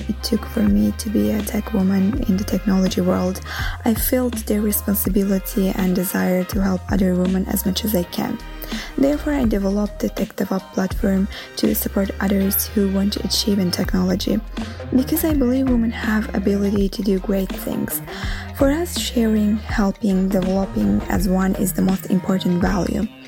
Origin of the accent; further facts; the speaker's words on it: Azerbaijan; now in Rome, Italy; Although I'm living in Rome originally, I am from Azerbaijan